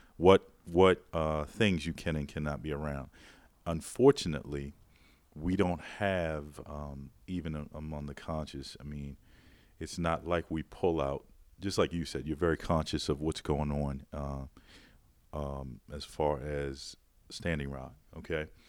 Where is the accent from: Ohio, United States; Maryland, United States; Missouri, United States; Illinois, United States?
Maryland, United States; Baltimore; a background in wine growing up in Baltimore